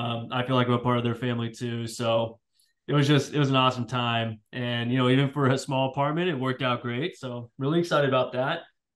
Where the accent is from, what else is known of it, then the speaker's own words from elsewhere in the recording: California, United States; now in Virginia, United States; being Californian, I'm used to the heat. I'm used to the sun.